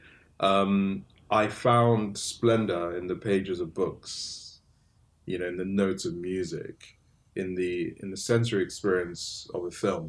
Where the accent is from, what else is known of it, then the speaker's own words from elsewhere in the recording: England, United Kingdom; also born or lived in Nigeria; all of us were sent to school in England at a really young age